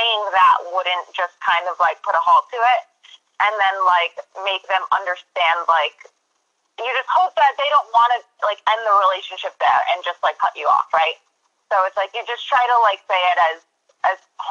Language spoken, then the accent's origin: English; Western Massachusetts, United States; I grew up in Western Mass